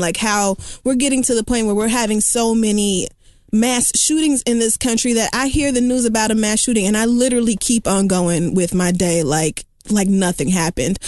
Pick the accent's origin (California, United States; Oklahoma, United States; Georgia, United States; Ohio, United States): Oklahoma, United States; I am from Oakland fucking Homa